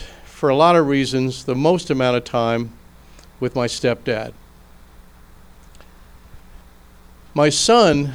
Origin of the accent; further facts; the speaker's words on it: Philadelphia, Pennsylvania, United States; I come from Philadelphia